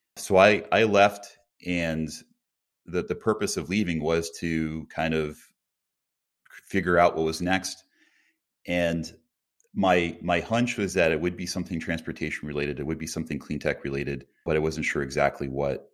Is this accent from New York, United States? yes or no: no; Colchester, Connecticut, United States; I grew up in a small town in Connecticut called Colchester.